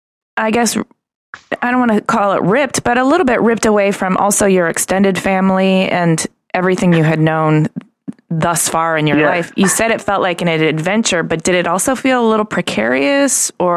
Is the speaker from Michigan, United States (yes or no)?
yes; Ypsilanti, Michigan, United States; now in Los Angeles, United States; I am also a Michigander. Native Michigander. Yeah, I mean, I live in Los Angeles now, but I was born and raised in Ypsilanti